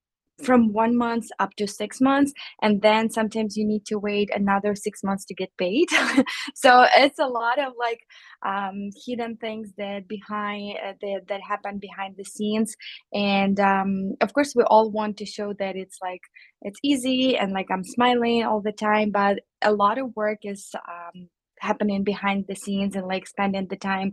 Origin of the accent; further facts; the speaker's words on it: Ukraine; moved away as an adult; also born or lived in Chicago, United States; now in United States; I'm an immigrant from Ukraine